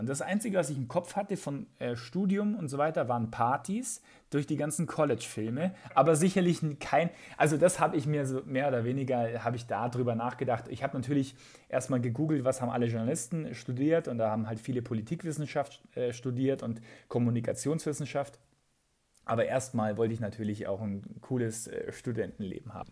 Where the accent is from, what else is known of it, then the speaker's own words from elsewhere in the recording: Aichach, Bavaria, Germany; accent: Bavarian; also born or lived in Munich; in Eichach, äh, wo ich aufgewachsen bin